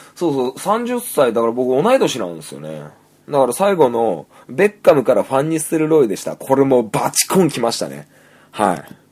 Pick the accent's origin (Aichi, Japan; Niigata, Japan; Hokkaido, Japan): Niigata, Japan; 僕は新潟